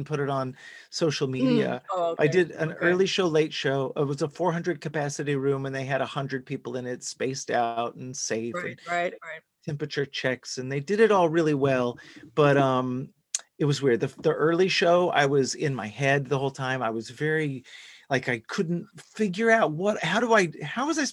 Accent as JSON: {"language": "English", "town": "Dallas", "region": "Texas", "country": "United States", "tie": "born or raised there", "said": "I grew up in Texas, in Dallas specifically"}